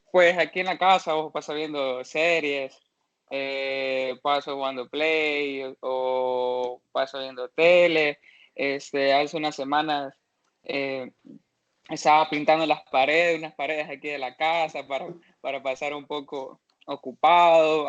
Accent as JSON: {"language": "Spanish", "region": "Santa Ana", "country": "El Salvador", "said": "yo soy aquí de Santa Ana"}